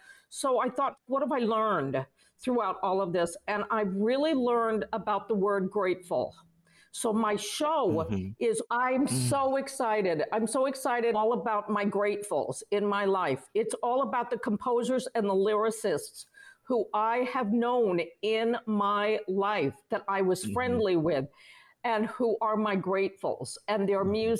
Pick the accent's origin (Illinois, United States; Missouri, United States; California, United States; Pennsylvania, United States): California, United States; Los Angeles; also born or lived in London / New York; I grew up in Los Angeles, London, and New York because my mom was always on the road.